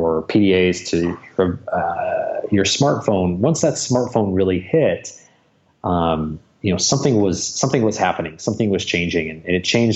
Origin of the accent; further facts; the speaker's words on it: Michigan, United States; moved away as an adult; now in Los Angeles, United States; born and raised in Michigan